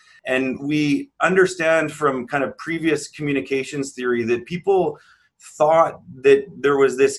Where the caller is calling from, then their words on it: Manitoba, Canada; I'm coming from Treaty One territory in the homelands of the Métis Nation.